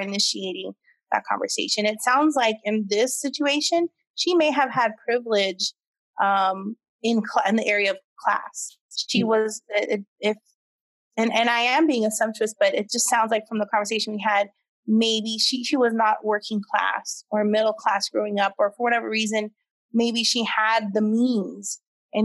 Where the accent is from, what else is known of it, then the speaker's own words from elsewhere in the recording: United States; first language English; I am American born. I am native English speaker.